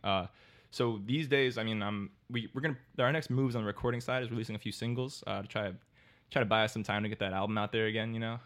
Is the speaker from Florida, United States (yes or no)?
yes; Miami, Florida, United States; I'm born and raised in Miami.